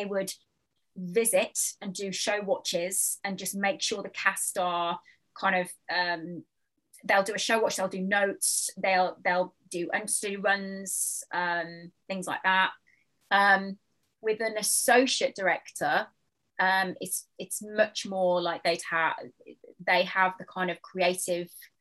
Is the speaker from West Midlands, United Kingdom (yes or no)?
yes; Dudley, West Midlands, United Kingdom; moved away; also born or lived in London; I grew up in the West Midlands, Dudley in the West Midlands, right in the heart of the Black Country